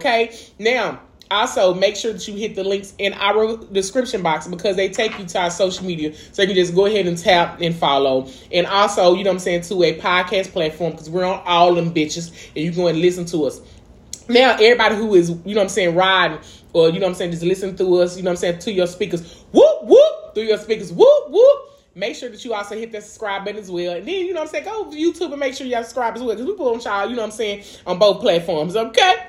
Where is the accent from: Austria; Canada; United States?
United States; Dallas, Texas; I'm from East Dallas. We both from East Dallas Projects